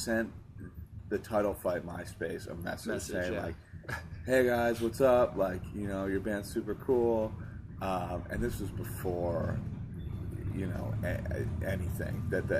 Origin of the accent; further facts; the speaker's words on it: Hartford, Connecticut, United States; Yeah, I was born in Hartford.